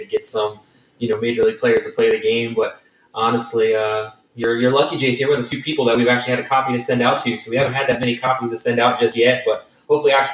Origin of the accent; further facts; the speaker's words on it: Baltimore, Maryland, United States; now in Arizona, United States; I was born and raised in Baltimore.